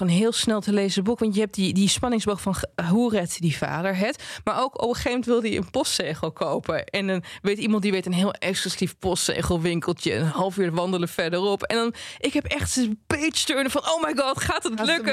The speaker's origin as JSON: {"language": "Dutch", "area": "Twente", "region": "Overijssel", "country": "Netherlands", "said": "ik kom uit Twente"}